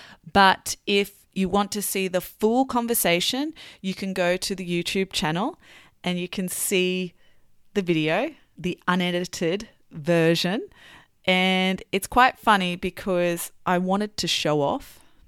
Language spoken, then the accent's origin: English; Brisbane, Queensland, Australia; also born or lived in Melbourne / Sydney; So it's quite funny because I was born in Melbourne, I grew up in Brisbane, and I actually call Sydney home.